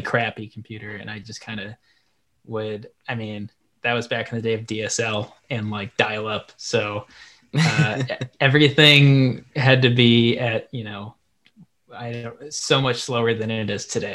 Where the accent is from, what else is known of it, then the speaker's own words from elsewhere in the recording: Portland, Oregon, United States; I'm from Portland, Oregon, and then I went to the University of Oregon